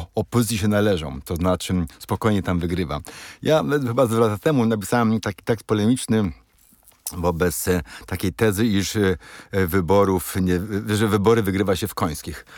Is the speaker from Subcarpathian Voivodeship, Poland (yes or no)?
yes; Krosno, Subcarpathian Voivodeship, Poland; u mnie w Krośnie, prawda, który jest mniejszy od hełma